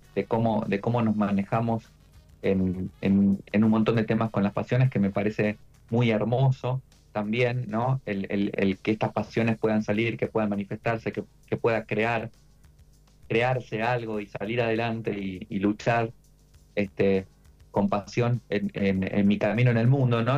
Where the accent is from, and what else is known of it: Argentina